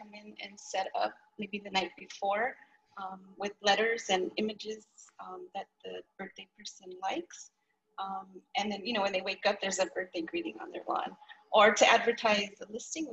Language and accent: English; Los Angeles, California, United States; moved away as an adult; now in Chino Hills, United States; I was born and raised in LA. I've lived there most of my life